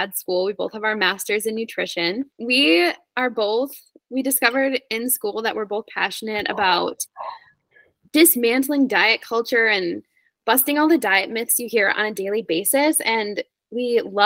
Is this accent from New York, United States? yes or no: no; Wisconsin, United States; moved away as an adult; also born or lived in South Dakota / North Dakota; now in Boise, United States; I was born in South Dakota, but I lived most of my life in Wisconsin, Midwest gal